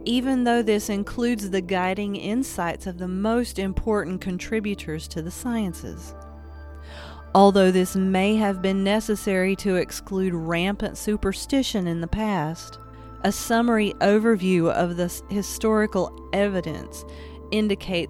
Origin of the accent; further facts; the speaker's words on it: Appalachia, United States; I'm an Appalachian artist, a storyteller